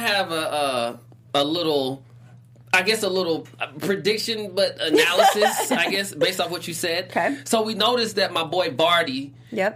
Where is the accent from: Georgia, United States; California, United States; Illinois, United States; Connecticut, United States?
Georgia, United States; Atlanta; that's what we say in Atlanta.